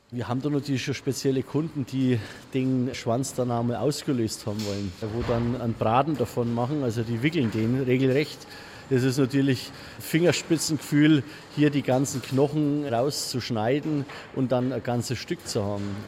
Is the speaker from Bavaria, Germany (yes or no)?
yes; Franconia, Bavaria, Germany; bei uns in Franken